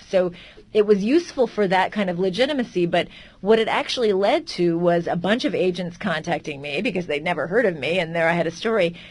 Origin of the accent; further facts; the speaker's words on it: California, United States; I was from Calif- well, from California, so very far from Europe